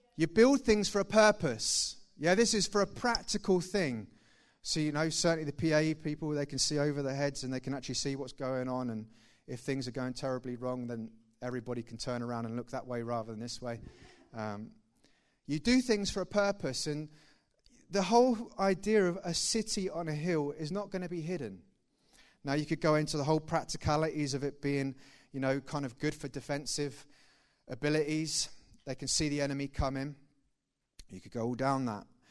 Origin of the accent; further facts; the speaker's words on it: Thetford, East of England, United Kingdom; I'm originally from Thetford. Please don't judge me on that. Uh, and that's where I grew up.